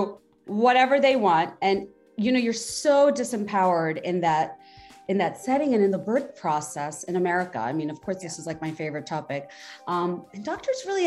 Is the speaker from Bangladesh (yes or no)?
yes; Bangladesh; now in United States; I grew up in Bangladesh. Now I've been living here for so long. I still can't say that I'm American